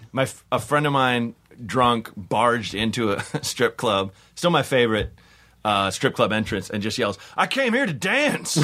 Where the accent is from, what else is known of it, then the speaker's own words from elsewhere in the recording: Portland, United States; I'm from Portland